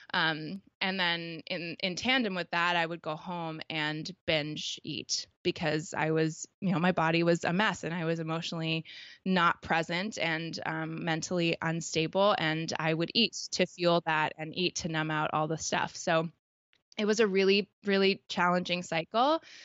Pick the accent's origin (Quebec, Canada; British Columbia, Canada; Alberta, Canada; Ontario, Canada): Ontario, Canada; Toronto; I'm from Canada, um, specifically, like, grew up in Toronto.